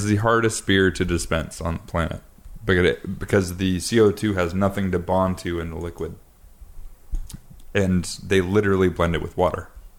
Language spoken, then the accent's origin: English; Pacific Northwest, United States; Dude, I'm from the Northwest.